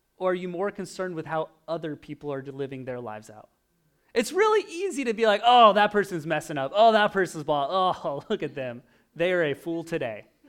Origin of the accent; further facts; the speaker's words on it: Oregon, United States; moved away; I grew up in Oregon